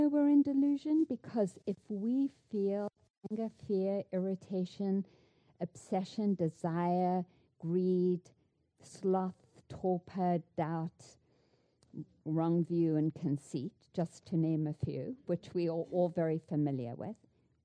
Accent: South Africa; moved away; I grew up in South Africa

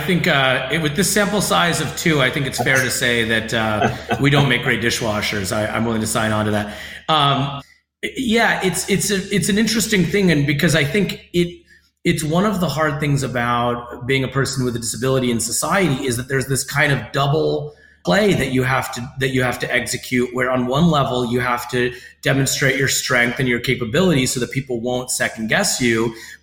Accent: United States; So unlike being Iranian American, where if someone has thoughts about my abilities, it's just rooted in ignorance

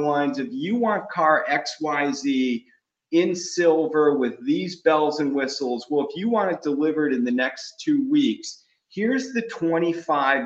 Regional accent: Cleveland, Ohio, United States; I grew up in Cleveland

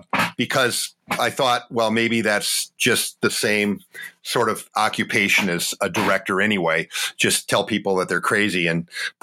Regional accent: Wausau, Wisconsin, United States; now in Appleton, United States; So I was actually born in Madison.

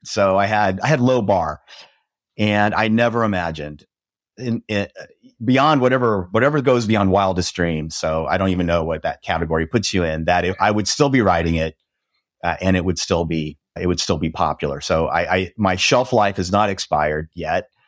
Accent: Nebraska, United States; now in Dallas, United States; I grew up in Nebraska, which is right in the middle of the United States in a very small town where cows outnumbered people.

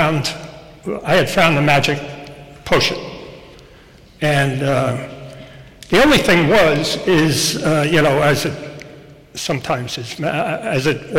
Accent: Rockland County, New York, United States; I grew up in Rockland County

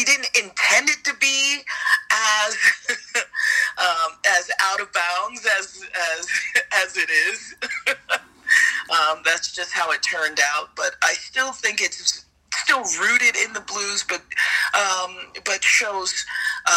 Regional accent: New York City, New York, United States; I grew up in New York City in the South Bronx.

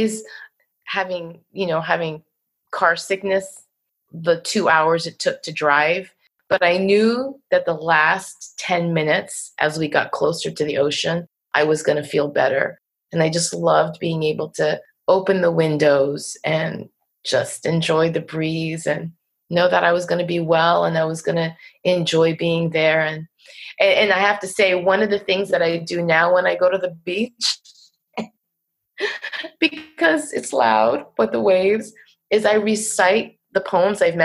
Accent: Waldwick, New Jersey, United States; accent: Jersey; we lived on a dead-end road in Waldwick, New Jersey

